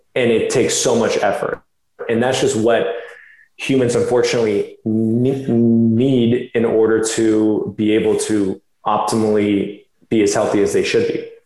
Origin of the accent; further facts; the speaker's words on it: Florida, United States; moved away as an adult; also born or lived in California; I did grow up in Florida since I was about four years old